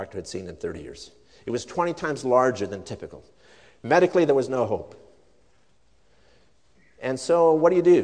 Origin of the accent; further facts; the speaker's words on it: Sweden; now in United States; I'm a Swedish immigrant. I was born in Sweden.